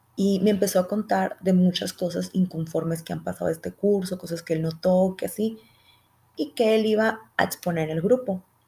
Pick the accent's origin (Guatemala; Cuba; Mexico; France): Mexico; Sonora; accent: Sonoran; soy de Sonora y tengo un acento muy fuerte desde ahí